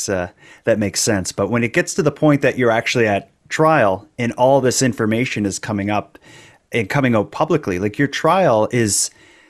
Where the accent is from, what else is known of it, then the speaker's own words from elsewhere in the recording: Canada; which, as a Canadian, that seems like characters from a Bond film are these people you're involved in.